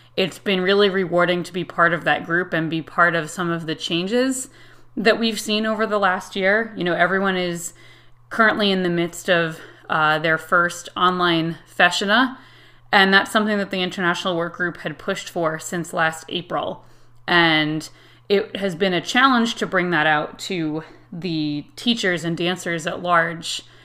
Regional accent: Connecticut, United States; I am from Connecticut in the United States

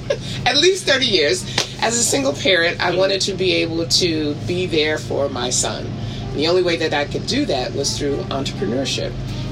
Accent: New Rochelle, New York, United States; moved away as an adult; also born or lived in Atlanta, Georgia / Savannah, Georgia; now in Bridgeport, United States; Born and raised in New Rochelle.

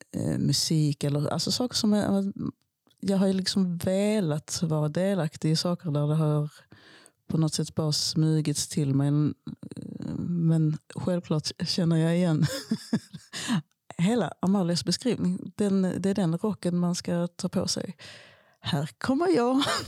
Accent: Skåne, Sweden; also born or lived in Malmö; min uppväxt på Österlen

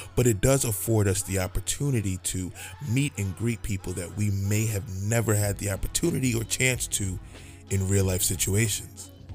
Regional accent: New York, United States; I'm from New York

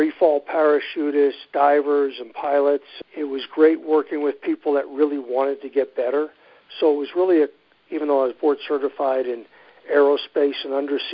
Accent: United States; moved away as an adult; also born or lived in New Jersey / Vermont; I grew up in New York and New Jersey.

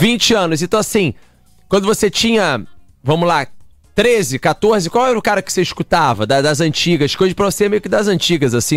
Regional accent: Rio de Janeiro, Brazil; a gente é do Rio aqui

